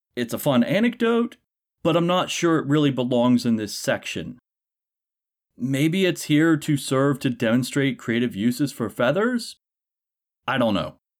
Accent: Appalachia, United States; as an Appalachian myself

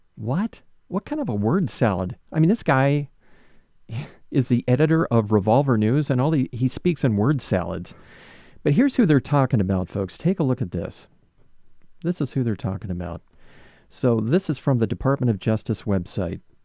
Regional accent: West Palm Beach, Florida, United States; West Palm Beach, my hometown

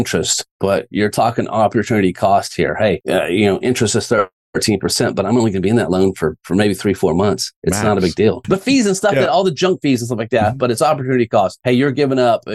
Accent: Rockwall, Texas, United States; I grew up in Rockwall, went to North Texas

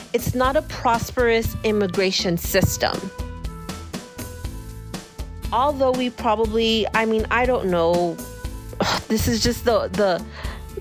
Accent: El Paso, Texas, United States; I grew up in El Paso, going to Juarez

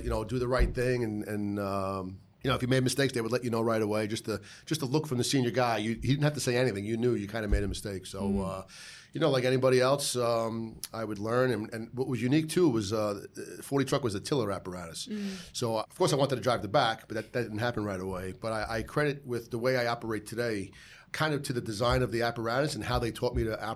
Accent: New York City, New York, United States; I'm from Bay Ridge, Sunset Park, Brooklyn, and I grew up around the corner

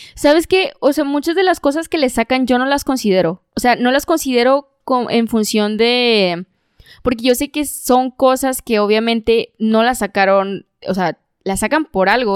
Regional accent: Monterrey, Nuevo León, Mexico

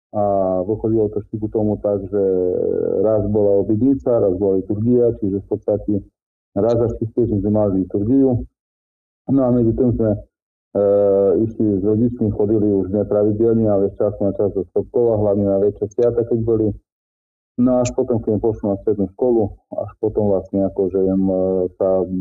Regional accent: Slovakia; ja pochádzam nedaleko z Topkova, teda je to farnosť, alebo filiálka z Topkovskej farnosti, obec Vyskovce.

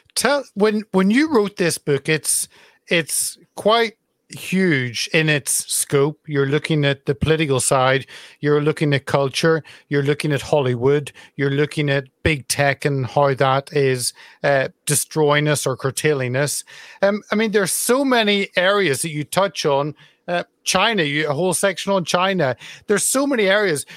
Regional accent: Carrickfergus, Northern Ireland, United Kingdom; Carrickfergus, my hometown in Northern Ireland.

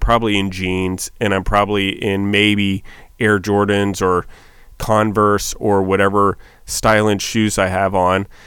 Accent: Maryland, United States; also born or lived in New York City; I was from Maryland, Washington. I'm kind of a redneck. Grew up on a farm

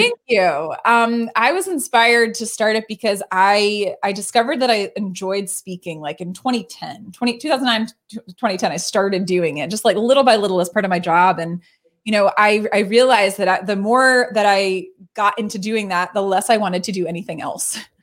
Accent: Baltimore, Maryland, United States; born and raised in Baltimore

